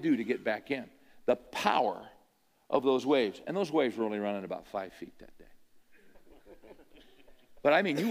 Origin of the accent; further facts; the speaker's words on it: California, United States; I grew up in California